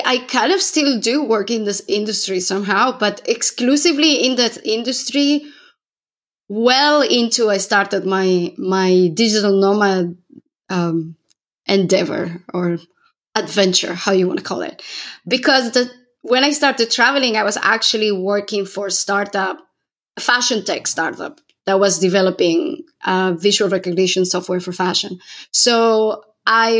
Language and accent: English; Córdoba, Andalusia, Spain; moved away as an adult; also born or lived in Dubai; I am originally from Cordoba in southern Spain, where I am right now.